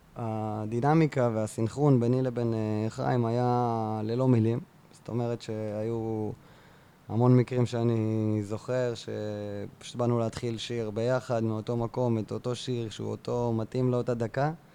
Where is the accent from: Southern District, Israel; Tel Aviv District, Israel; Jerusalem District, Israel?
Southern District, Israel; Beersheba; also born or lived in central Israel; now in Kibbutz Ruhama, Israel; אני באר שבעי, כן. גדלתי בנווה זאב